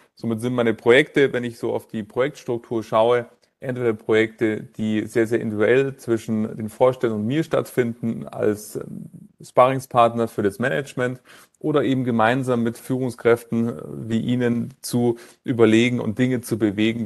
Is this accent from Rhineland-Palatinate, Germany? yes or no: no; Munich, Bavaria, Germany; dass ich in München geboren bin